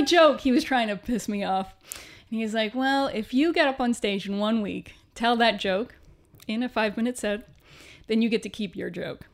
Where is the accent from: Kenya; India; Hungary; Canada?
Canada; moved away as an adult; also born or lived in Vancouver / Toronto; now in United Kingdom; being Canadian